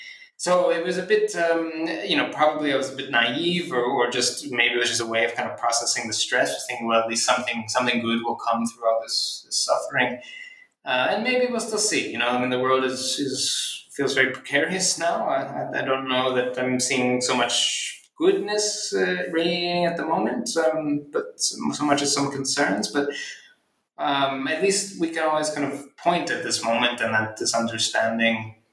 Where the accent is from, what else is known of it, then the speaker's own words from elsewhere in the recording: Philadelphia, Pennsylvania, United States; I grew up in Philadelphia, so, you know, like the football Eagles team on the weekend